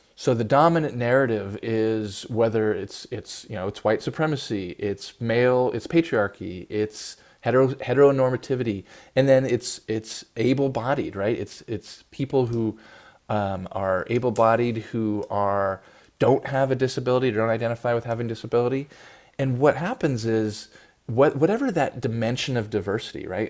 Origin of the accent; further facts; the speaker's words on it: Oakland, California, United States; I live in you know in Oakland, which you know is a big city in the Bay Area. There's a lot of gun violence in my hometown.